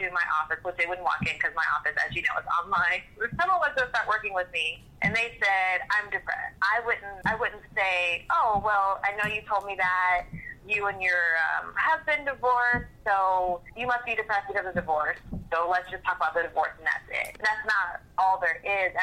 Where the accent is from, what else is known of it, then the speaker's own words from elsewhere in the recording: Seattle, Washington, United States; moved away as an adult; now in Atlanta, United States; I'm from Seattle, and I also have my license in Georgia. Right now, I live outside of Atlanta